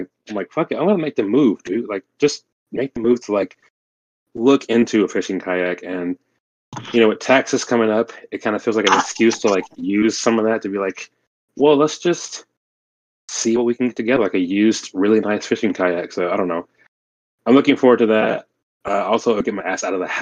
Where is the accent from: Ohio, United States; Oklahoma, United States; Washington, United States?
Oklahoma, United States; my home state of Oklahoma